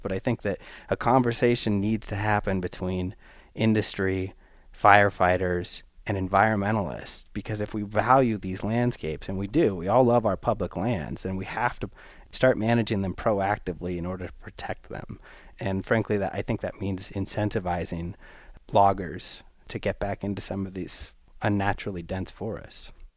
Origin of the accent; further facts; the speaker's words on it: the Northwest, Pacific Northwest, United States; now in Los Alamos, United States; I'm from the Northwest. I'm familiar with the look and feel of clear cuts